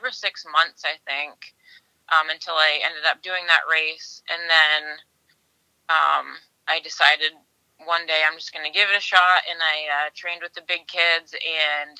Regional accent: Tilton, New Hampshire, United States; I'm from Tilton, New Hampshire

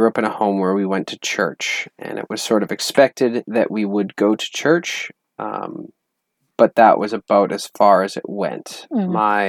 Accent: Alberta, Canada; moved away; I'm from Alberta, Canada.

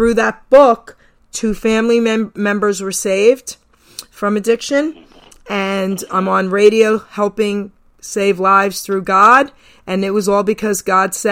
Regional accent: New York City, New York, United States; now in New Jersey, United States; I'm born and raised in Long Island City, New York. I'll always be a New Yorker.

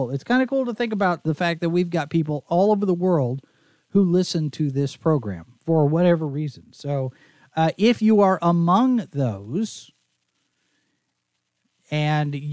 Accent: Dallas, Texas, United States; also born or lived in Oklahoma City; and I grew up in Dallas in the Dallas area, so Texas. You know, a lot of people when they hear that you're from Texas, they expect you to sound a certain way, and I didn't.

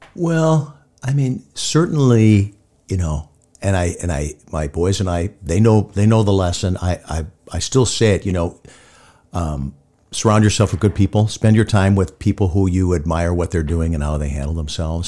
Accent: Hibbing, Minnesota, United States; moved away; growing up in Hibbing

